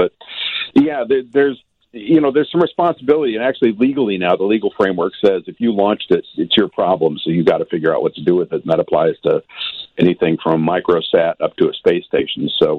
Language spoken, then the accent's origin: English; Los Angeles, California, United States; Los Angeles, my hometown